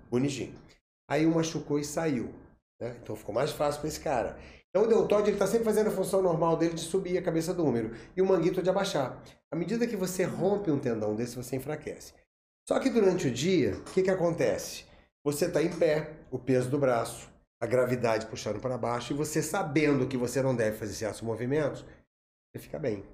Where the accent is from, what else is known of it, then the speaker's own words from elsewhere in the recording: Barra Mansa, Rio de Janeiro, Brazil; eu sou de Barra Mansa